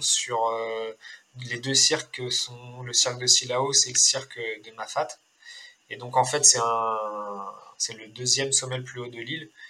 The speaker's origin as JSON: {"language": "French", "town": "Rennes", "region": "Brittany", "country": "France", "tie": "born or raised there", "also_born_or_lived": "La Rochelle / Niort / Laval / Sainte-Suzanne, Réunion", "moved": "as an adult", "lives_now": "Réunion, France", "said": "je suis né à Rennes, après, j'ai grandi un peu à Rennes, après, j'ai déménagé, j'étais dans une petite ville à côté de Rennes"}